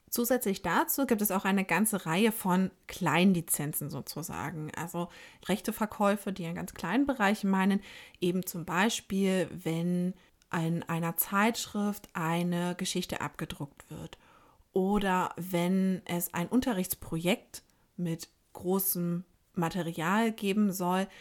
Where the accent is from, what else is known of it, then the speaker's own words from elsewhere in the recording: Germany; bei uns in Deutschland